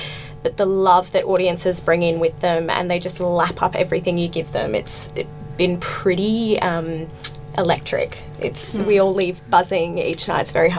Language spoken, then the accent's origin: English; Brisbane, Queensland, Australia; accent: Australian; now in Sydney, Australia; I'm from Brisbane originally, but based in Sydney